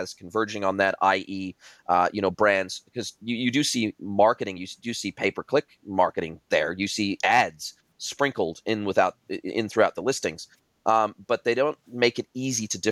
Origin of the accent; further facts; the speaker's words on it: Southern California, United States; moved away as an adult; now in New Zealand; I grew up in Southern California, close to Mexico